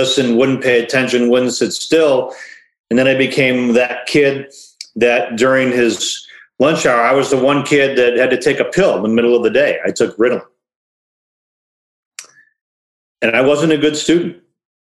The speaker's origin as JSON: {"language": "English", "town": "Detroit", "region": "Michigan", "country": "United States", "tie": "born or raised there", "said": "I was born in Detroit, and people have asked, you know, like, it wasn't Detroit like it is nowadays. It was different. I went to school at Detroit Public Schools. I lived in an amazing street growing up called Renfrew"}